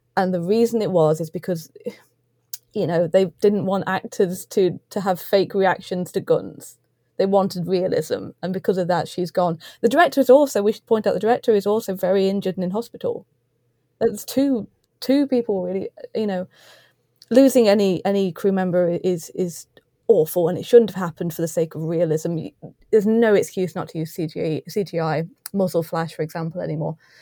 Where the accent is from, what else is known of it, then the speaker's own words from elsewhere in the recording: East Midlands, United Kingdom; we're both from the East Midlands as well.